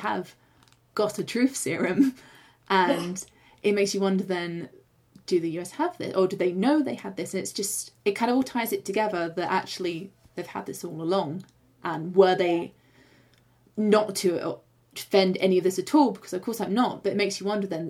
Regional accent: England, United Kingdom; we're English

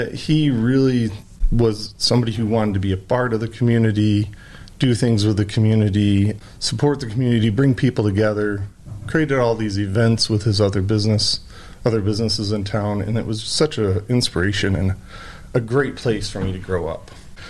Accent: Bellevue, Michigan, United States; now in Ada, United States; born and raised in Michigan, you know, grew up in a small, sleepy Michigan town in Bellevue, where my dad was the pharmacist there in Bellevue

